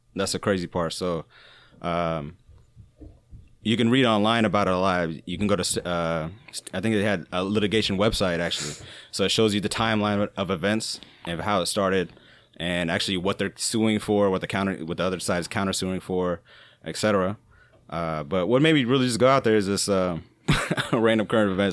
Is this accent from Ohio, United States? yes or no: yes; Ohio, United States; I'm from Ohio